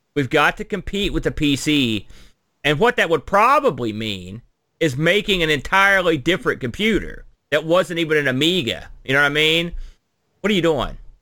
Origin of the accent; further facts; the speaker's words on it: United States; I'm an American